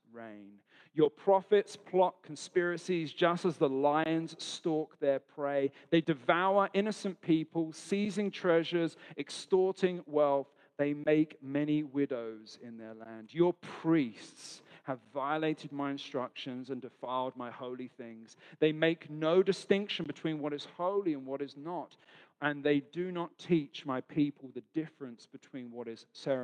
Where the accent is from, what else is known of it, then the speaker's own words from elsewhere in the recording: London, United Kingdom; now in Australia; So I'm from London, not from Australia.